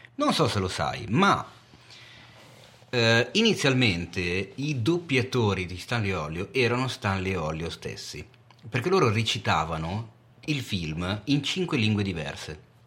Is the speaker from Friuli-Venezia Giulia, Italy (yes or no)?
no; Milan, Lombardy, Italy; da milanese